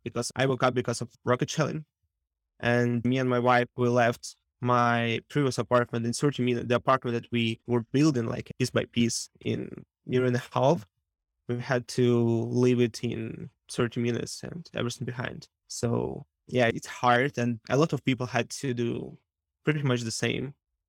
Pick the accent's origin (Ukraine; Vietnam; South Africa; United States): Ukraine